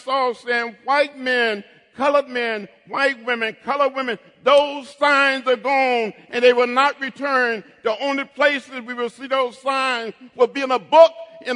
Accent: Troy, Alabama, United States; moved away as an adult; growing up outside of Troy, Alabama, 50 miles from Montgomery

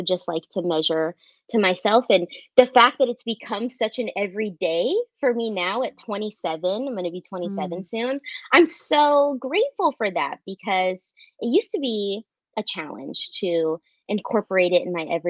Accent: Southern California, United States; I am from Southern California

